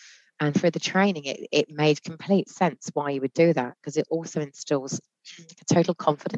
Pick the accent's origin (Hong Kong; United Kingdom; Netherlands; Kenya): United Kingdom; we're very British about it.